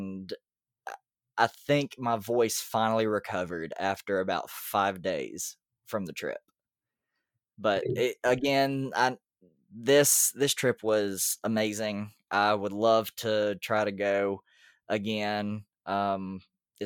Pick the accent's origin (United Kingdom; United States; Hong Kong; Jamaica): United States; the South; we're both from the South